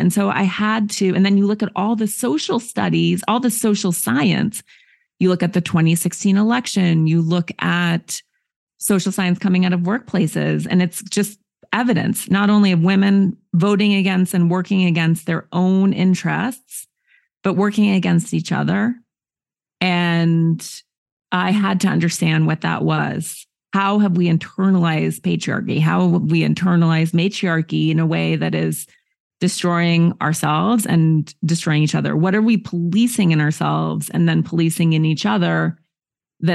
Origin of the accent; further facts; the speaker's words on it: Montana, United States; I grew up in nature in Montana to liberal parents who are not patriarchal at all.